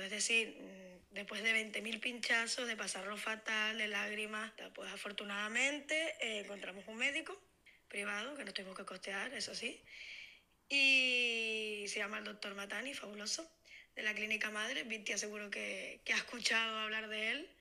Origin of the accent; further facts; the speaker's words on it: Tenerife, Canary Islands, Spain; soy de Tenerife